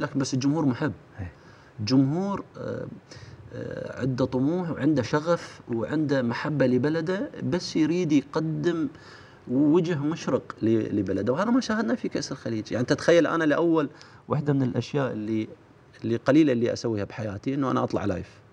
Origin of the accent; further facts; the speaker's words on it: Iraq; احنا عندنا بالعراق